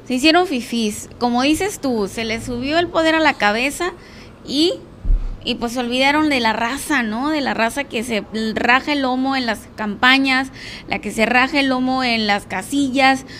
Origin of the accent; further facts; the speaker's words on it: Navojoa, Sonora, Mexico; yo soy de Navojoa, yo te puedo hablar de aquí.